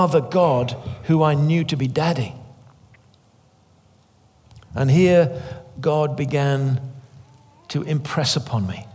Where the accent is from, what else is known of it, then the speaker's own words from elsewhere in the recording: England, United Kingdom; I was raised as an Englishman